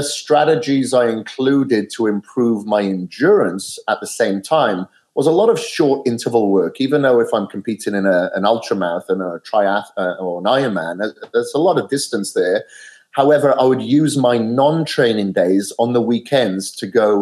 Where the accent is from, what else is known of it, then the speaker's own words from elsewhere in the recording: Wales, United Kingdom; now in Boise, United States; I'm from Wales originally, and I'm here in Boise, Idaho